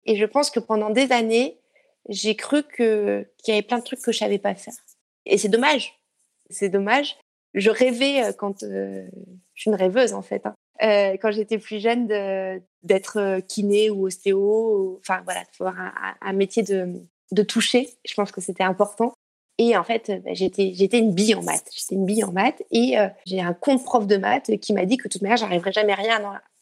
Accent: Briançon, Provence-Alpes-Côte d'Azur, France; also born or lived in near Lyon; now in Lyon, France; je suis née à Briançon, dans les montagnes

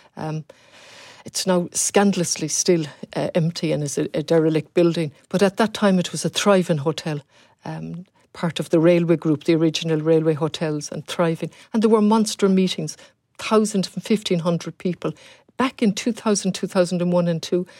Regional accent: Galway, Connacht, Ireland; also born or lived in Leeds / Ballinasloe; I'm from Galway originally.

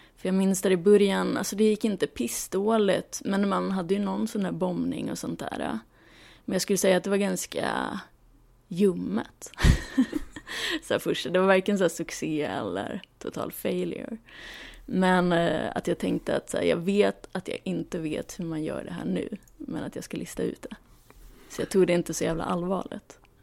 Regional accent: Luleå, Norrbotten County, Sweden; moved away as an adult; now in Stockholm, Sweden; jag växte upp i Luleå

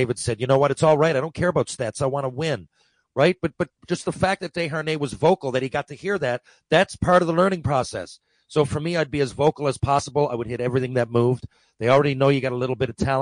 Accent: Mount Pearl, Newfoundland and Labrador, Canada; we still live in Mount Pearl, my hometown here

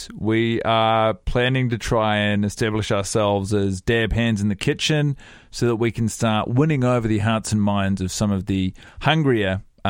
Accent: New Zealand; I am from New Zealand.

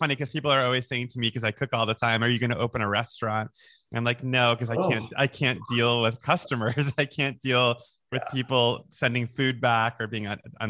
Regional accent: United States; also born or lived in New York / Florida; I grew up in New York and then Florida.

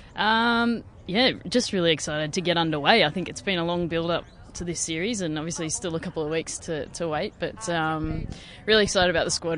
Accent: Australia; an Aussie sports nuffy

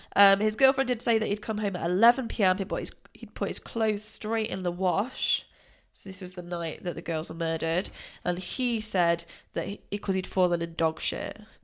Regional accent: United Kingdom; being British

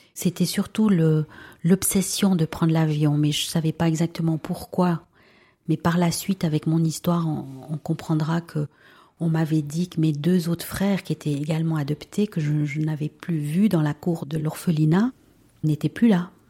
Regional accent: Valais, Switzerland; first language Spanish; French is a second language; also born or lived in Peru; j'ai 45 ans et je suis valaisanne. J'ai grandi dans une famille euh, tout à fait classique

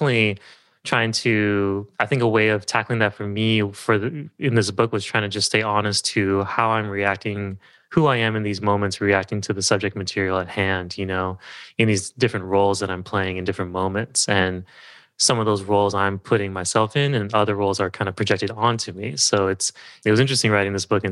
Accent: Southern California, United States; also born or lived in Berkeley, California / San Francisco, California; I grew up in Southern California and moved to Berkeley for college

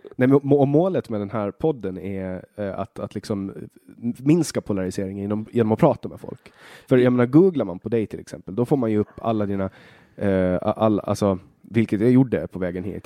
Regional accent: Åland Islands; also born or lived in Finland / Sweden; jag är ju inte svensk, utan jag är från, från Åland

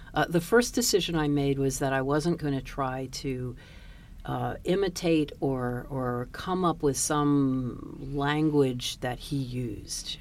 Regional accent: Washington, District of Columbia, United States; I went to school in the 70s and I grew up in Washington DC in an integrated neighborhood

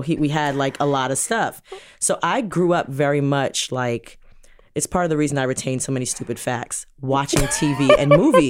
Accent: Jamaica; Because we're Jamaican

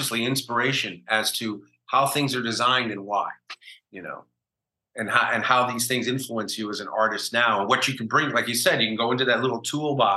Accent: Chicago, Illinois, United States; moved away as an adult; also born or lived in New York / Los Angeles; I was a kid growing up in Chicago

